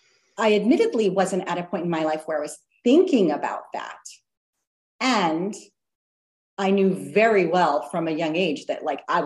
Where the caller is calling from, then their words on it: France; I should say that I'm joining you from France.